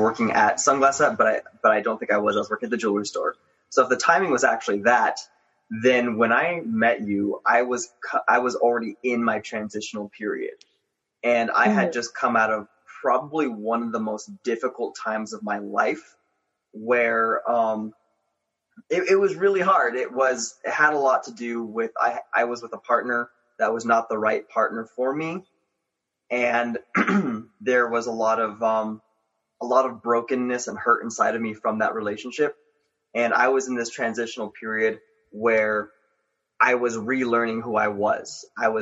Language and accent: English; Los Angeles, California, United States; moved away as an adult; now in Colorado, United States; I grew up in Los Angeles, California. Mainly around the Gardena area. Recently I moved to Colorado